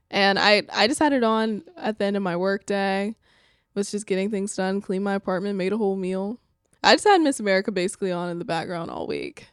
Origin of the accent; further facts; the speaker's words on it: Alabama, United States; my home state of Alabama